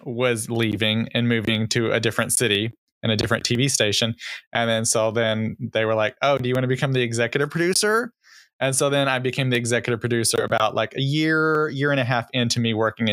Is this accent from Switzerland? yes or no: no; Texas, United States; moved away; I'm originally from Texas. And I don't know, sometimes my accent comes out.